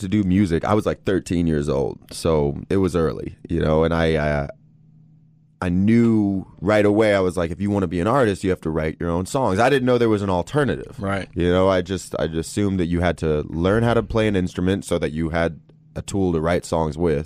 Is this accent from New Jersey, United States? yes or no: no; Los Angeles, California, United States; also born or lived in New York City; born in New York. I grew up pretty much in Los Angeles